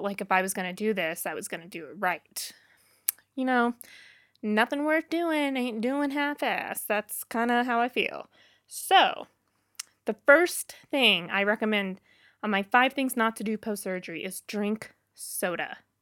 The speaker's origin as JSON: {"language": "English", "town": "Boonville", "region": "Missouri", "country": "United States", "moved": "yes", "said": "I'm from Booneville, Missouri originally."}